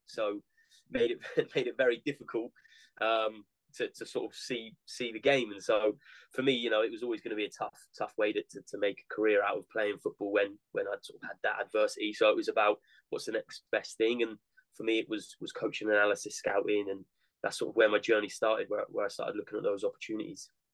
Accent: Weymouth, South West England, United Kingdom; my hometown club Weymouth

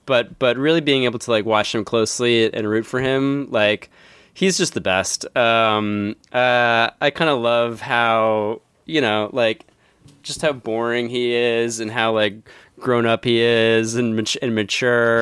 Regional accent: Philadelphia, Pennsylvania, United States; my hometown

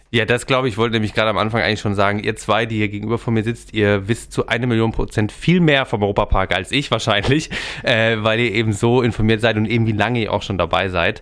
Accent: Freiburg, Baden-Württemberg, Germany; Ich komme auch aus Freiburg, bin dort geboren

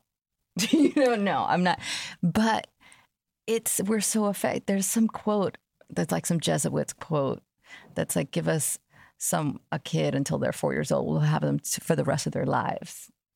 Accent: New York City, New York, United States; I grew up in Jamaica, Queens in a time where there was crack on the streets

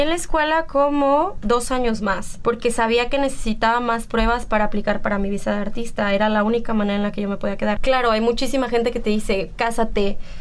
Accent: Mexico; moved away; como mexicanos

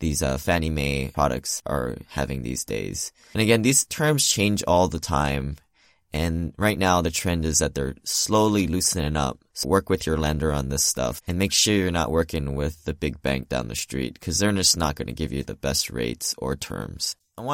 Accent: Hawaii, United States; moved away as an adult; now in Seattle, United States; Yeah, so I grew up in Hawaii, moved to Seattle for college, went to the University of Washington

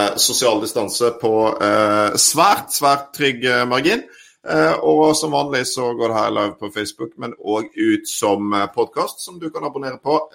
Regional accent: Bodø, Nordland, Norway; born there; Jeg er født i Bodø.

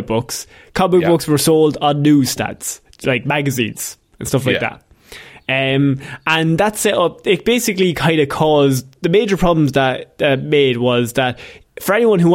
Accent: Ireland; we grew up in Christian Ireland

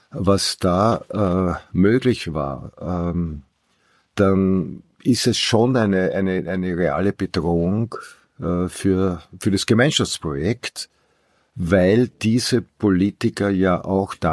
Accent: Vienna, Austria; Naja, als Wiener, als ich, Europäer? Oder als Wien und das Umland äh, Niederösterreich, das empfinde ich als Heimat.

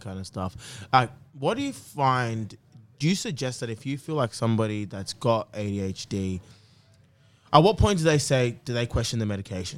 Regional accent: Blacktown, New South Wales, Australia; I grew up in Blacktown

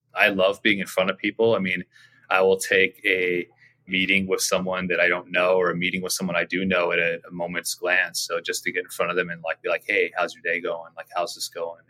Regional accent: Orange County, California, United States; also born or lived in Laguna Beach, California; now in San Diego, United States; I grew up in Orange County, uh, born in Laguna Beach. So California native.

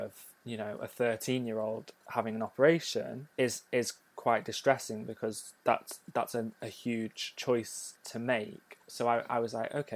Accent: North Wales, United Kingdom; moved away; I grew up in North Wales in a smaller town

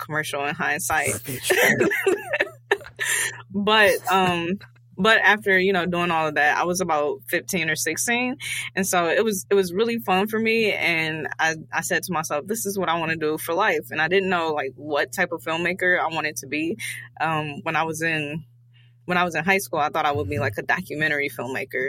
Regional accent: Detroit, Michigan, United States; I am born and raised in Detroit, Michigan

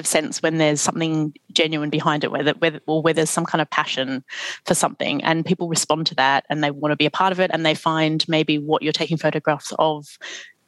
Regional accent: Australia; now in London, United Kingdom; being Australian

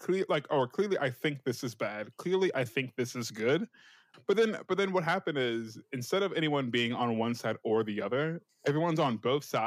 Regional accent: United States; I'm American

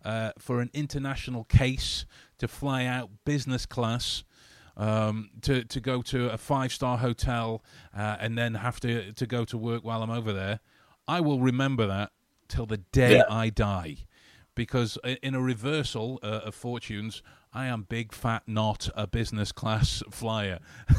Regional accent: Canada; I'm from Canada. Hello, Canada.

